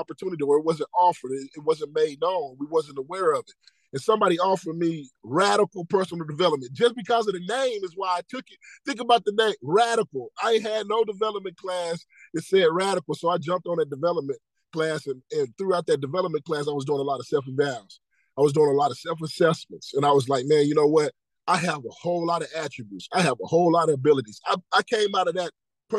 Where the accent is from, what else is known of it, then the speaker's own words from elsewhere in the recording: Arkansas, United States; also born or lived in Dallas, Texas; now in Little Rock, United States; I'm from Arkansas. I got family in Arkansas.